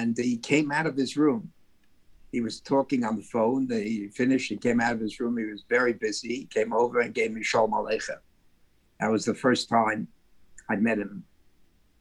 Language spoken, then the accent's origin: English; New York City, New York, United States; I was born on the Lower East Side of New York City.